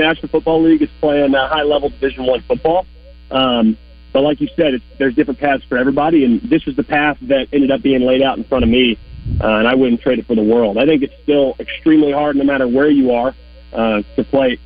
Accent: Arkansas, United States; I grew up in Arkansas, played football and basketball

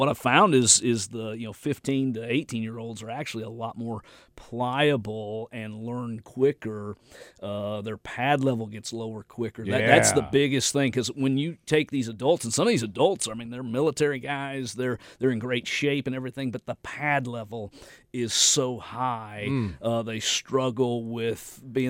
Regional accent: the South, United States; accent: southern country; that's one reason I'm able to do it with my southern country accent, is most everyone knows English.

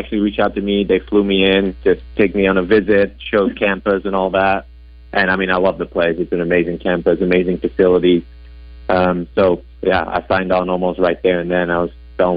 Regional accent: Vlaardingen, South Holland, Netherlands; English is a second language; moved away as an adult; also born or lived in Rotterdam; I'm Dutch, born and raised in the Netherlands, and I've been here for about 10 years, so I've been working on my English ever since.

